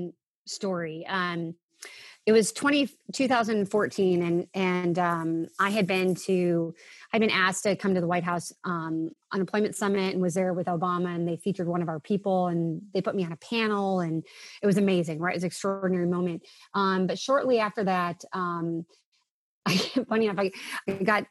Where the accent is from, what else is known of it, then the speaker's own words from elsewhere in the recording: Villa Park, Illinois, United States; I was this kid from Villa Park